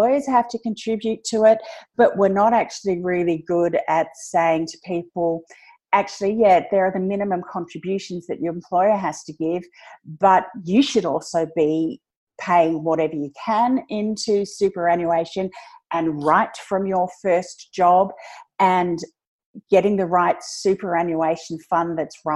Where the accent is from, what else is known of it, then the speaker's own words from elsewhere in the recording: Australia; I am Australian